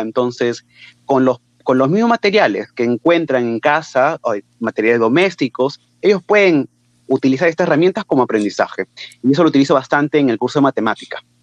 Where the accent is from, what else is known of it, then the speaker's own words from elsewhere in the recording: Lima, Peru; yo soy de Lima